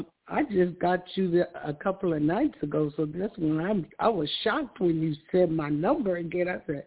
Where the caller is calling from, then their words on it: California, United States; I'm calling from California.